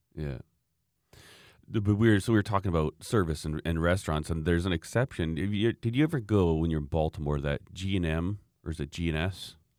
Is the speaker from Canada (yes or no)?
yes; Canada; being a Canadian